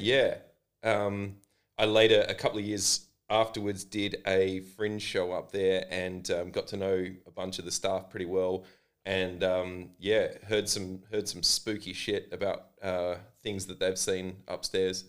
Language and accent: English; Adelaide, South Australia, Australia; this is my hometown